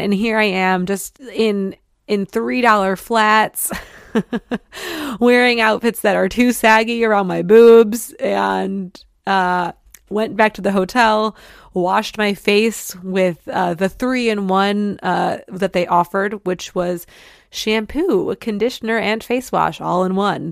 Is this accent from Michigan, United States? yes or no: yes; Detroit, Michigan, United States; moved away; my hometown of Detroit